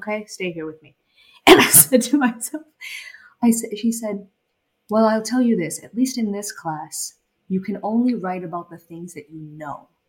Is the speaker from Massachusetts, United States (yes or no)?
yes; Boston, Massachusetts, United States; also born or lived in Bangladesh; I was born in Bangladesh and I moved to the United States when I was about 8 or 9 years old and I grew up in Boston